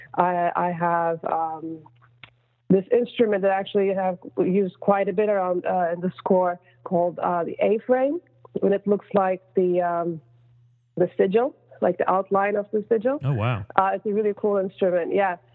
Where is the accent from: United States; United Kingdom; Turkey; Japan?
Turkey; moved away; I'm from Turkey originally